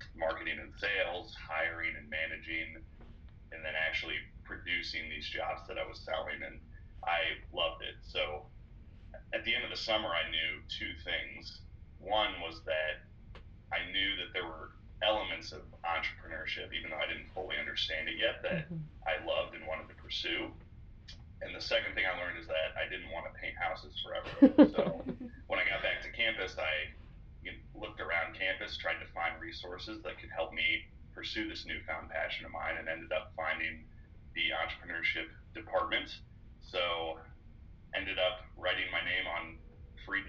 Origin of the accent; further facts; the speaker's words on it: Springboro, Ohio, United States; I'm originally from Springboro, Ohio, which is not far from Miami's Middletown campus, and grew up in the area